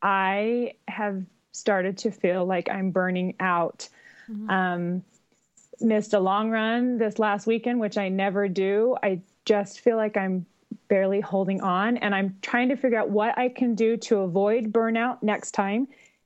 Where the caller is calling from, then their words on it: Eagle Mountain, Utah, United States; also born or lived in Boston; I'm calling from Eagle Mountain, Utah.